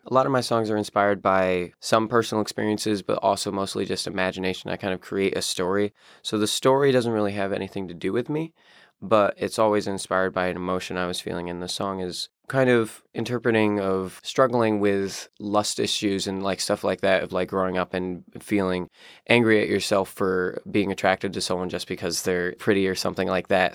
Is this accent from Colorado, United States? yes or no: no; upstate New York, United States; I'm from upstate New York, and I live in the town of Glen